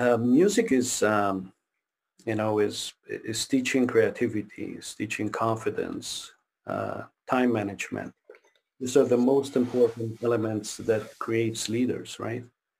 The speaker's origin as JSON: {"language": "English", "region": "Quebec", "country": "Canada", "second_language": "English", "said": "Because I moved from Quebec to Ontario. And I couldn't speak the language. I couldn't speak any English."}